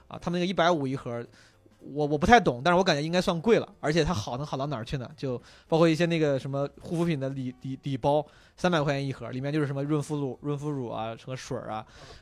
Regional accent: Henan, China; 我老家河南的

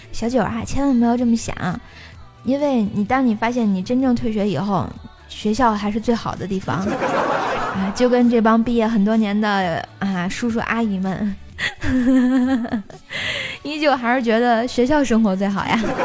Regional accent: Tianjin, China; 我天津人儿。吃煎饼果子长大的

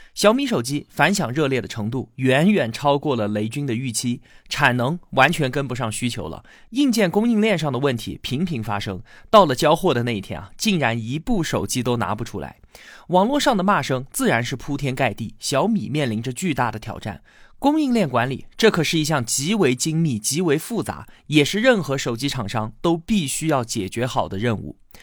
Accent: China; 很符合我们中国人的读写习惯

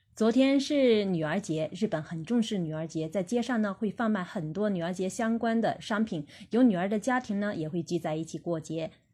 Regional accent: China; 我们中国人

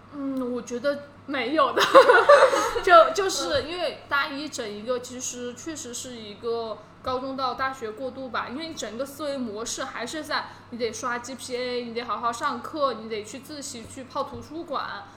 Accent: Qionglai, Sichuan, China; moved away as an adult; also born or lived in Hangzhou / London; 我是四川人嘛

